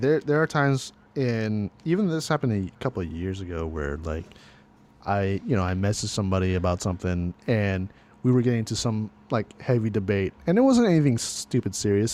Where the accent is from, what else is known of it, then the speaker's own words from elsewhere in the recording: California, United States; I was born and raised in California